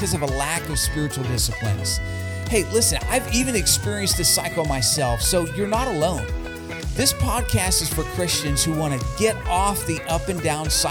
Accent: Hazleton, Pennsylvania, United States; my hometown of Hazleton, Pennsylvania

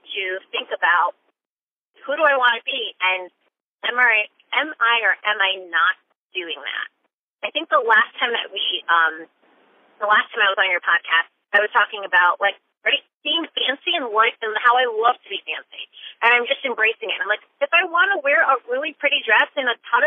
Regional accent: Connecticut, United States; I grew up in Connecticut

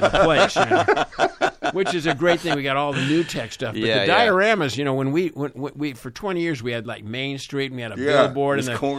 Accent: Los Angeles, California, United States; I grew up in Hollywood.

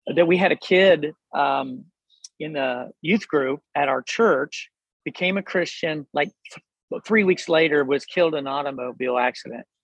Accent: Hillsboro, Ohio, United States; now in Delaware, United States; I grew up in Southern Ohio. Hillsboro

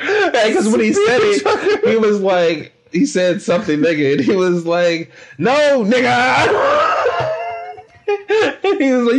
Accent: Alabama, United States; I'm from Alabama

